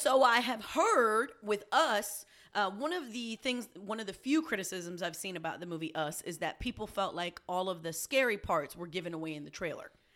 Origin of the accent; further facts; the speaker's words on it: New York City, New York, United States; also born or lived in Puerto Rico; I'm a New Yorker. I'm a Puerto Rican